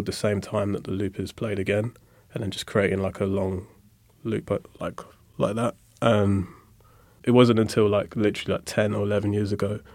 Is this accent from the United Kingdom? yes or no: yes; London, United Kingdom; growing up in Lewisham